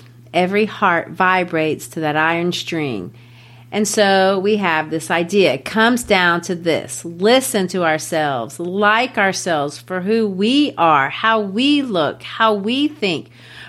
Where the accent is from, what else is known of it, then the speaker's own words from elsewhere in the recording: Brazil; I've shared it before that I grew up in Brazil. Well, in Brazil, I was the only white girl in my community.